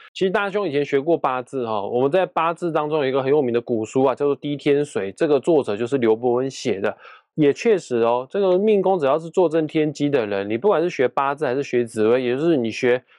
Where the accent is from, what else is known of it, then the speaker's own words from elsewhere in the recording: Kaohsiung, Taiwan; 因为我是高雄人啊，高雄莲池潭的龙虎塔对面就是保生大帝庙，只要凡是我家人哦，有身体健康的问题的话，我一定会去莲池潭对面那间保生大帝庙去拜拜哦，那个地方我很熟啊